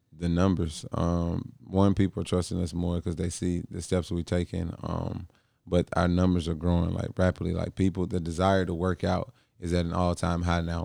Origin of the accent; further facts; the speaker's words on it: St. Louis, Missouri, United States; moved away; from Saint Louis, my hometown